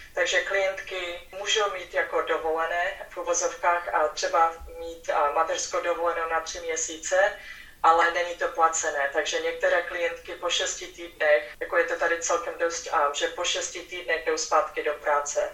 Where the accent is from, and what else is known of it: Czechia; born or raised there; moved away as an adult; now in Houston, United States